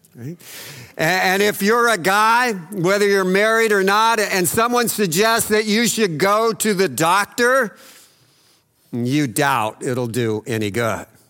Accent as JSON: {"language": "English", "town": "El Paso", "region": "Texas", "country": "United States", "tie": "born or raised there", "said": "growing up in El Paso"}